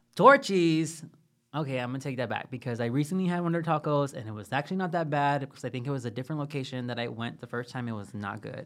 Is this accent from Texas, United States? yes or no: yes; Texas, United States; I'm from Texas. We pronounce things crazy.